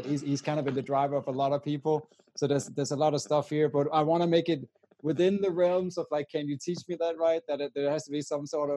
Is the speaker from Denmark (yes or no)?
yes; Denmark; I'm from Denmark.